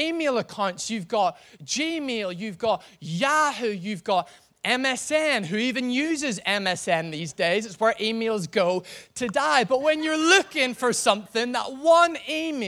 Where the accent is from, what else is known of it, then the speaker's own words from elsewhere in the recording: Northern Ireland, United Kingdom; I'm from Northern Ireland, and you know, we're all potato farmers in Northern Ireland